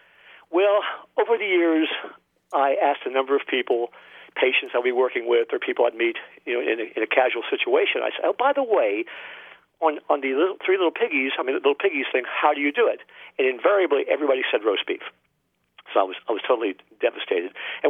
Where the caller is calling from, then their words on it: Sebastian, Florida, United States; from Sebastian, Florida. And I listened to your show